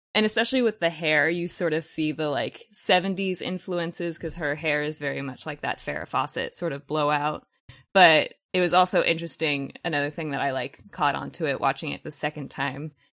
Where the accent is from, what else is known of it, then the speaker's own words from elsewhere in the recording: Los Angeles, California, United States; I am one of the rare people in Los Angeles that was actually born and raised here. I grew up in San Fernando Valley, so yes, I am a valley girl